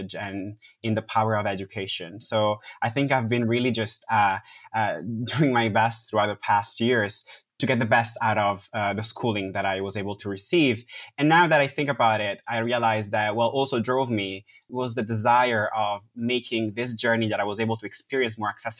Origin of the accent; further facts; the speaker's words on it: Milan, Lombardy, Italy; moved away as an adult; now in London, United Kingdom; I was born in Milan, yes. And I spent most of my life, just before going to grad school, I moved to London, but I spent most of my life in Milan.